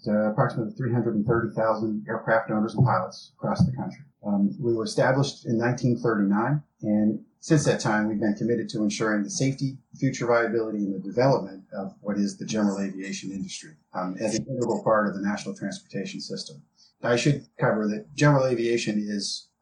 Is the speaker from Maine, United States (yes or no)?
yes; Bangor, Maine, United States; moved away as an adult; also born or lived in Bridgewater, Massachusetts; growing up in the Bangor area affords one the unique opportunity